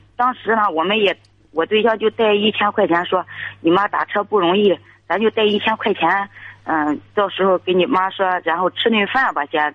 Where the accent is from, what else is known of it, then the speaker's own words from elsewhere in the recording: Liaocheng, Shandong, China; 我是聊城的